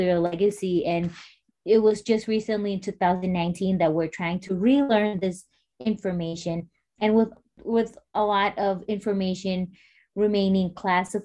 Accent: Marshall Islands; I was born and raised in the Marshall Islands

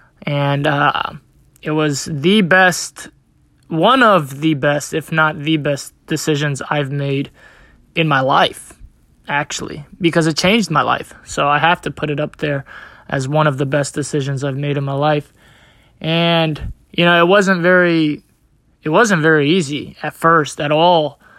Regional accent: Bosnia & Herzegovina; now in United States; So I'm originally from Bosnia. I moved to the United States in 1997 due to a civil war in my country, and I have been here since then.

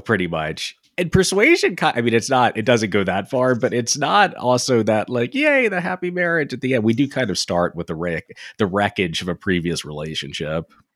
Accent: England, United Kingdom; being an English guy

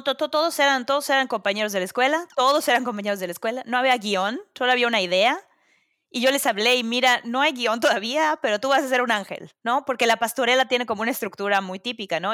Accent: Mérida, Yucatán, Mexico; moved away as an adult; now in New York City, United States; … y yo somos de Mérida

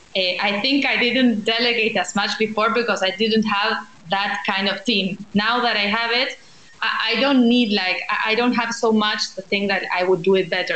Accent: Buenos Aires, Argentina; I am from Buenos Aires. I've lived my whole life here

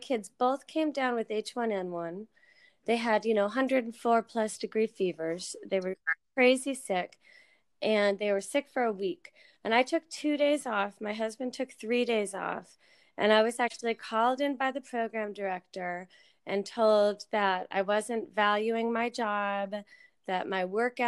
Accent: Connecticut, United States; also born or lived in Tennessee; now in Texas, United States; I am from Connecticut. I am a New Englander. I am displaced New Englander

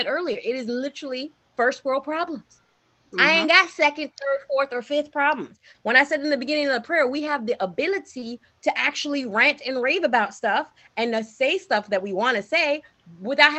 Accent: New York City, New York, United States; when I was growing up in Brooklyn, I never saw possibilities of me outside of New York

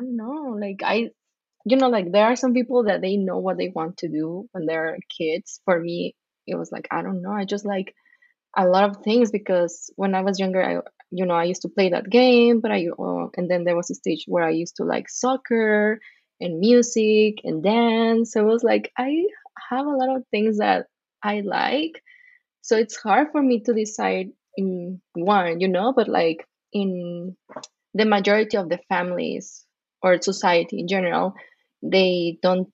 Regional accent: Mexico City, Mexico; moved away as an adult; now in Las Vegas, United States; I'm originally from Mexico City, but I've been living in Las Vegas for almost 16 years now

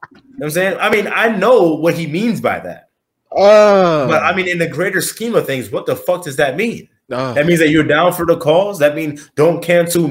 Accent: New York City, New York, United States; I'm from Brooklyn.

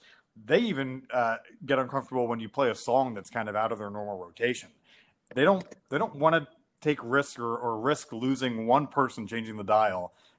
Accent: Delaware, United States; which you guys probably know from growing up in Delaware, like Action News is the leading news station in the Philly area.

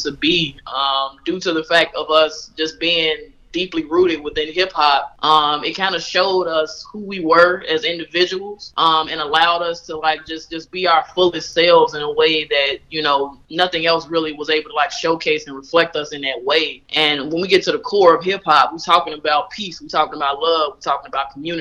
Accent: Chicago, Illinois, United States; I'm originally from Chicago. I'm from the west side of Chicago, Austin

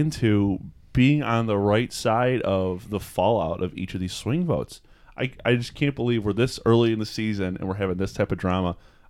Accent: Seattle, Washington, United States; I think it would have been more appropriate to say I'm from Seattle.

